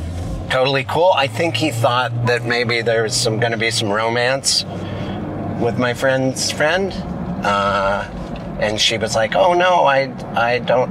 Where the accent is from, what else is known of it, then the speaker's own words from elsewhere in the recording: Missoula, Montana, United States; a couple friends that I grew up with in Missoula